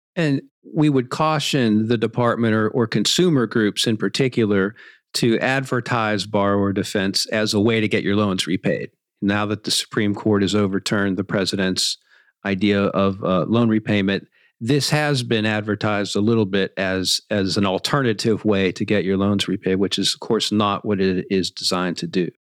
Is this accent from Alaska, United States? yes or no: no; Pittsburgh, Pennsylvania, United States; I'm from Pittsburgh